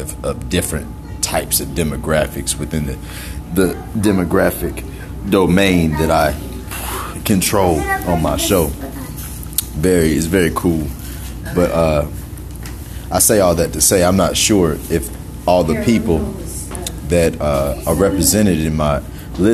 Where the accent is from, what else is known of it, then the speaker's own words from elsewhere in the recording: Greenville, South Carolina, United States; now in Atlanta, United States; Greenville, South Carolina, originally. But I live in Atlanta.